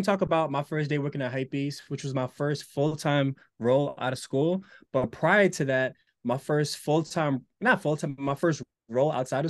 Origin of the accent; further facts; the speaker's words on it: Newark, New Jersey, United States; born there; I was born in Newark, lived outside of it.